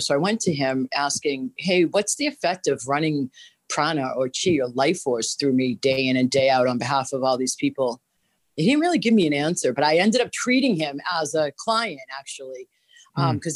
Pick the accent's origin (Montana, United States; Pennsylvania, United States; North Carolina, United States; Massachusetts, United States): Massachusetts, United States; Boston; now in Florida, United States; Born and raised in Boston